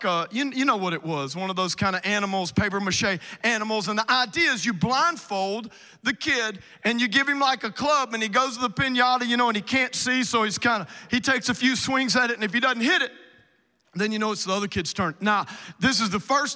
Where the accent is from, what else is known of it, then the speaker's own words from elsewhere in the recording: South Louisiana, United States; moved away; I'm originally from South Louisiana, like Cajun